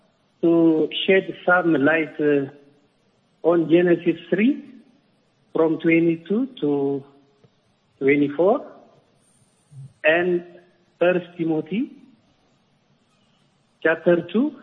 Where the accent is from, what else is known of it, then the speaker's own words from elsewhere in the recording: Asmara, Maekel, Eritrea; English is a second language; Okay, I'm from Eritrea.